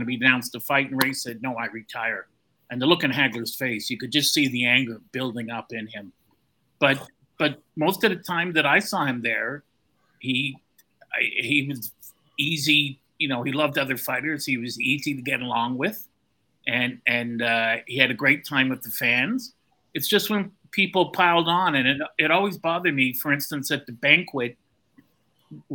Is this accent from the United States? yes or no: no; Canada; I'm Canadian